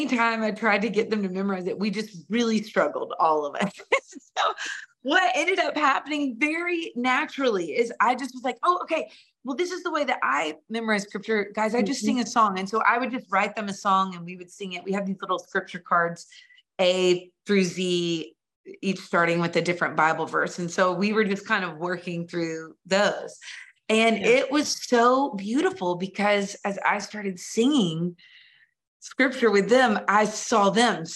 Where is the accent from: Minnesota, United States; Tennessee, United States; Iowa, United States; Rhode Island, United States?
Tennessee, United States; Nashville; I grew up in Nashville.